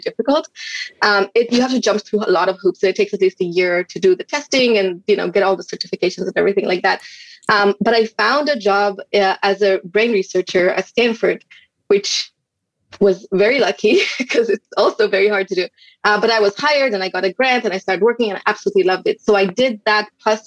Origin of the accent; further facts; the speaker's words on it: Israel; moved away as an adult; now in United States; I'm originally from Israel and we moved to the United States